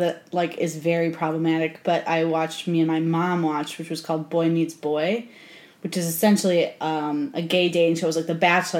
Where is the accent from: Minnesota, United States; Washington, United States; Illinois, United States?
Illinois, United States; Chicago; I grew up in Chicago area in the 90s